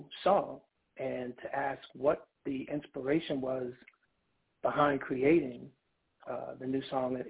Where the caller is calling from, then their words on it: York, Pennsylvania, United States; I'm calling from York, Pennsylvania.